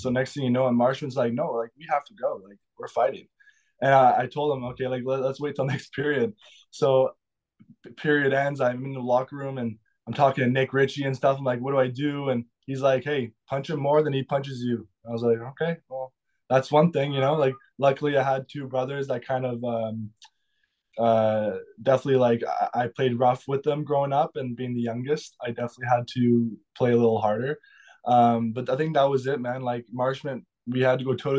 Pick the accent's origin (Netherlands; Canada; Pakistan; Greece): Canada; Sudbury, Ontario; moved away; growing up in Sudbury